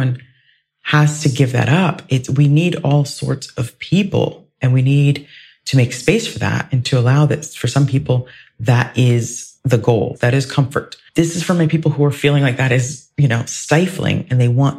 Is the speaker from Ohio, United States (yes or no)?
yes; Ohio, United States; moved away; I grew up in Ohio